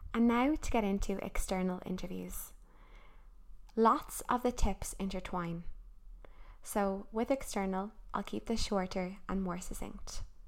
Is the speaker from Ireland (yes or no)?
yes; Ireland; as Irish people